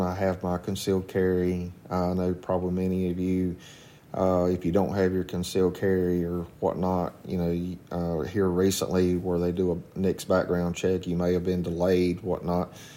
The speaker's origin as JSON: {"language": "English", "town": "Walkertown", "region": "North Carolina", "country": "United States", "tie": "born or raised there", "also_born_or_lived": "Rural Hall, North Carolina", "said": "I grew up in Walkertown volunteering for the Walkertown Fire Department at the age of 14"}